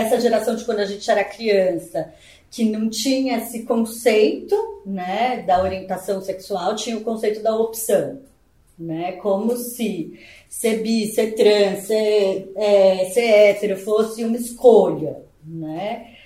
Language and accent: Portuguese; São Paulo, Brazil; sou natural de São Paulo